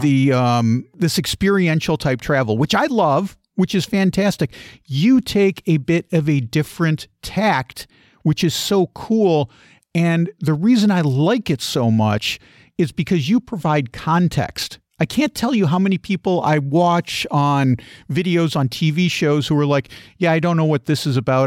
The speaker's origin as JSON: {"language": "English", "town": "Chicago", "region": "Illinois", "country": "United States", "tie": "born or raised there", "said": "I grew up in, uh, Chicagoland. I consider Chicago to be my hometown"}